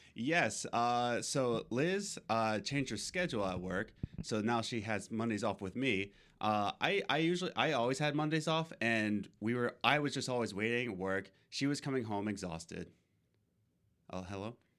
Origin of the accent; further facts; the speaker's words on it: Philadelphia, Pennsylvania, United States; now in New York, United States; I'm from Pennsylvania. Uh, well, originally from Philadelphia. We moved to Loyola, Pennsylvania. Now we're in New York